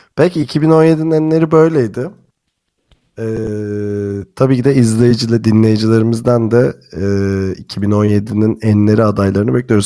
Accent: Turkey; bir Türk olarak

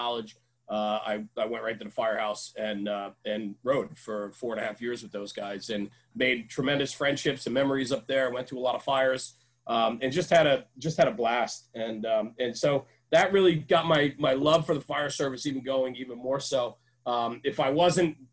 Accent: outside of New York City, United States; also born or lived in Poughkeepsie, New York; where I come from outside of New York City, where I am

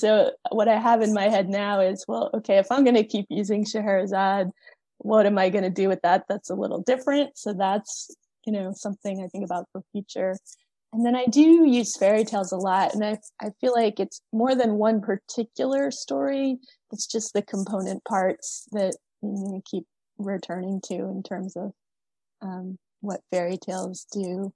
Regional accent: outside Philadelphia, Pennsylvania, United States; I grew up outside Philadelphia in the suburbs

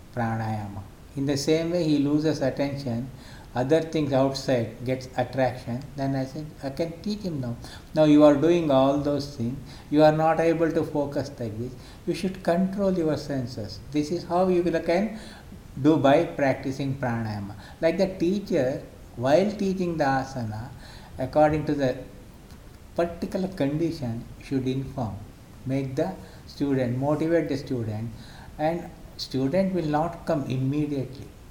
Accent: Mysore, Karnataka, India; now in Bangalore, India; born and brought up in Mysore city. I had my education completely in Mysore

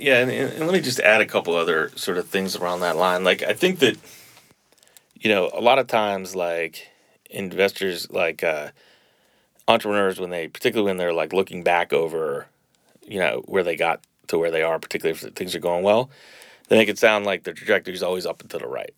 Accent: Boston, Massachusetts, United States; moved away as an adult; now in New Orleans, United States; I grew up in Boston.

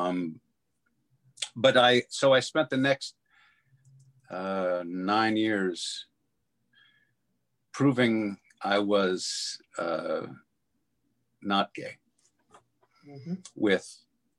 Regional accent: Catalina Island, California, United States; I grew up on Catalina Island

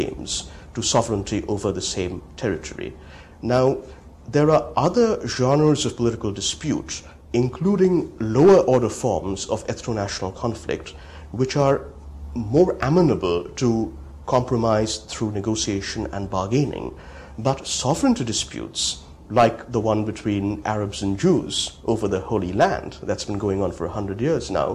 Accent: India; moved away; also born or lived in United States; growing up in India

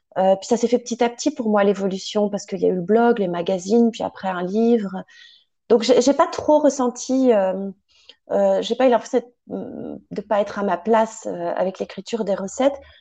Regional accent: Paris, Île-de-France, France; also born or lived in Sologne; j'ai grandi à Paris

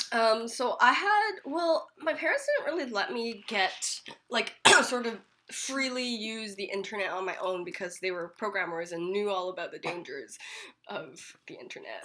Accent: Richmond, British Columbia, Canada; I grew up in Richmond

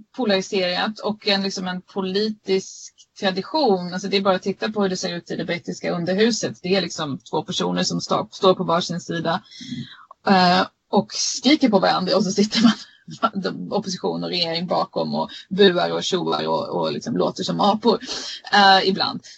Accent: Sweden; now in United Kingdom; vi svenska journalister

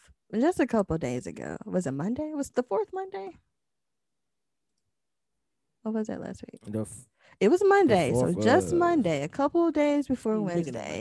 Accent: the South, United States; I'm from the South

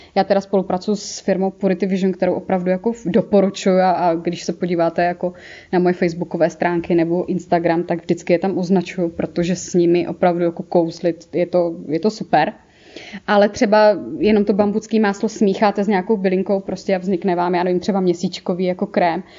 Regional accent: Moravia, Czechia; accent: Moravian; já mám ten moravský akcent

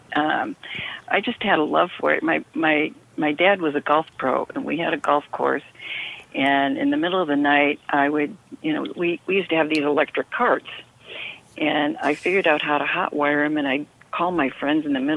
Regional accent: Rochester, New York, United States; I grew up in Rochester, New York

